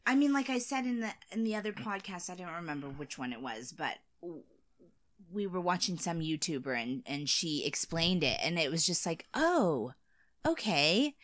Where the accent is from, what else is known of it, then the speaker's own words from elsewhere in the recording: United States; as an American